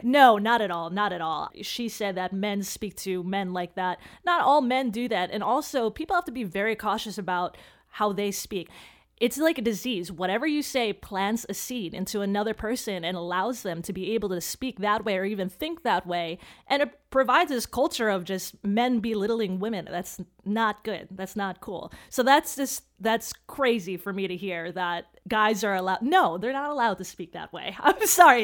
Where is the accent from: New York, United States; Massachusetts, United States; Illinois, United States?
Illinois, United States; Chicago; my parents were immigrants, so we're first generation, uh, here, and I grew up in Chicago